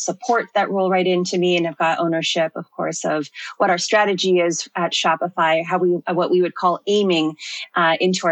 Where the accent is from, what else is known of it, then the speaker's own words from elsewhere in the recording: Toronto, Ontario, Canada; moved away as an adult; now in United Kingdom; I'm actually from Toronto, born and raised